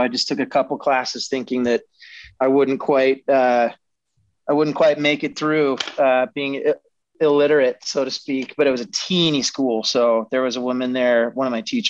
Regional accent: Denver, Colorado, United States; Born and raised in Denver, Colorado

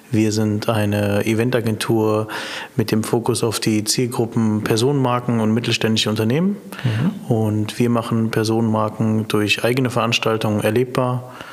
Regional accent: Heidelberg, Baden-Württemberg, Germany; ich komme ursprünglich aus Heidelberg

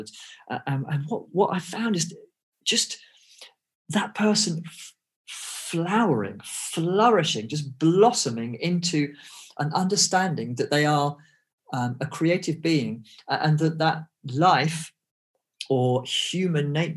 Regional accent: England, United Kingdom; I grew up in England. I had an English education.

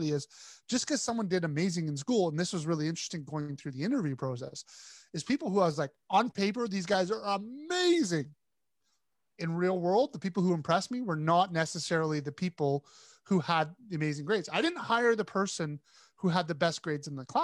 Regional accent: Canada; we're both Canadians.

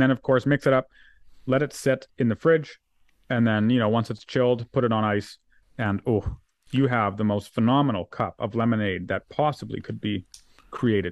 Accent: Alberta, Canada; we're Albertans.

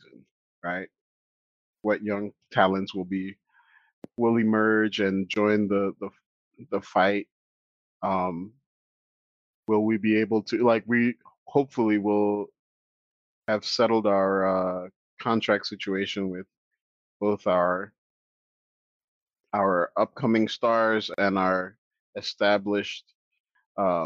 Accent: Nigeria; as a Nigerian

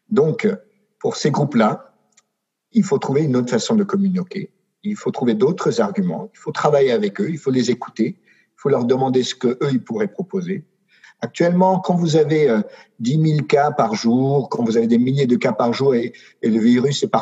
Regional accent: France; je pense que même si je suis français, n'ayant pas vécu en France, euh, je ne suis pas le mieux placé

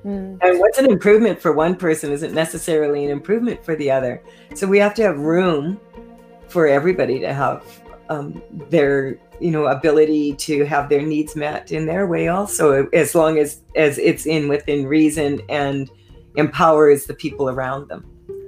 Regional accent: Saskatchewan, Canada; I was doing a lot of speaking engagements out here, and I was from Saskatchewan.

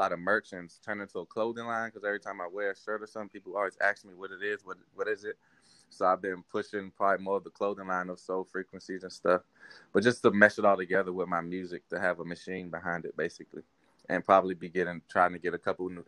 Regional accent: Washington, District of Columbia, United States; now in Dallas, United States; I'm originally from DC

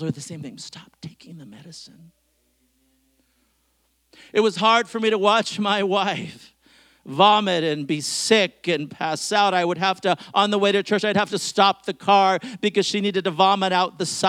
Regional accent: Bellingham, Washington, United States; I grew up in Bellingham, Washington

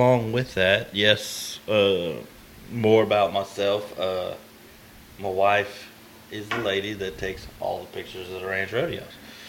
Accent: Brenham, Texas, United States; now in Somerville, United States; I'm from Brenham. I now live in Somerville.

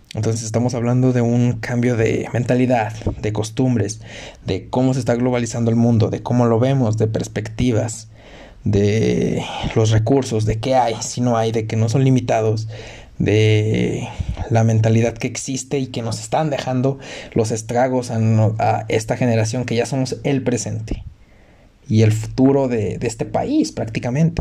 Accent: Mexico

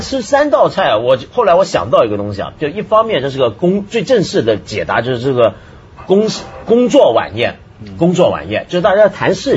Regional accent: Taiwan; moved away; 我在台湾长大

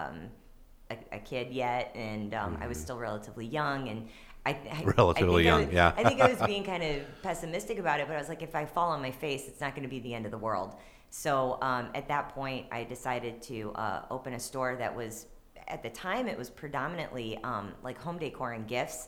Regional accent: Maplewood, Missouri, United States; also born or lived in Dogtown, St. Louis; I lived in Dogtown, but I grew up in Maplewood

